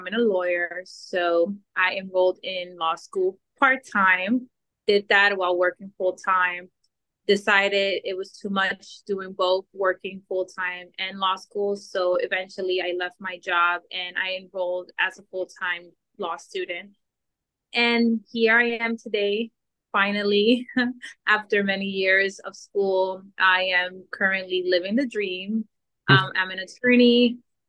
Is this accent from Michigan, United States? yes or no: no; New York City, New York, United States; also born or lived in Dominican Republic; I was born in the Dominican Republic, and I moved to the States when I was around 5, 6 years old. I grew up in New York between Brooklyn and Queens